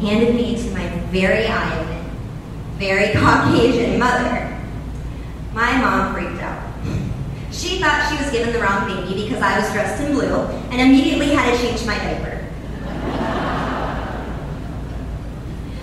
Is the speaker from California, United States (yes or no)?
no; Denison, Iowa, United States; moved away; my hometown, Denison.